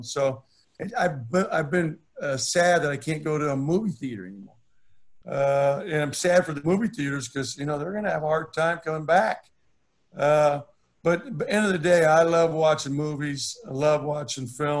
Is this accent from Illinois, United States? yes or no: no; Santa Barbara, California, United States; my hometown, Santa Barbara